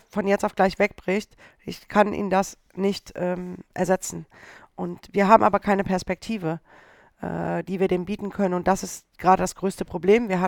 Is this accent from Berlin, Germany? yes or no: no; Düsseldorf, North Rhine-Westphalia, Germany; Düsseldorf ist meine Heimat.